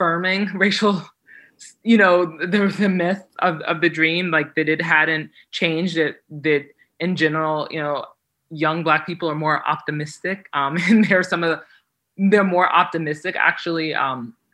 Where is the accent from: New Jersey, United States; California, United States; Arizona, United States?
New Jersey, United States; I grew up in New Jersey